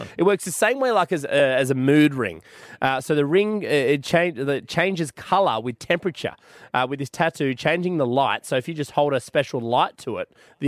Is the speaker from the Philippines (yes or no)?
no; Australia; I'm Australian